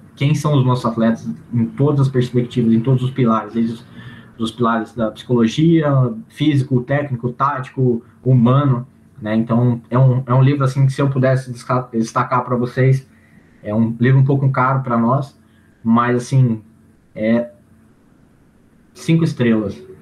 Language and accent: Portuguese; Campinas, São Paulo, Brazil; sou de Campinas